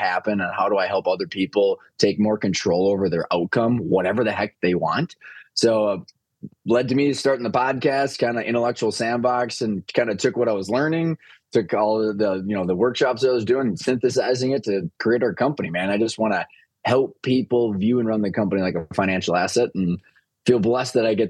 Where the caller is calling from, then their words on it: Minnesota, United States; Minnesota, man.